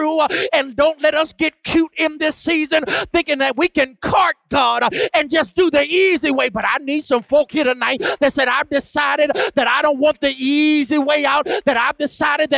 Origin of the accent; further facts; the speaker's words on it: Greensboro, North Carolina, United States; moved away; I'm from Greensboro, North Carolina, and that's home for me. I was raised by my grandparents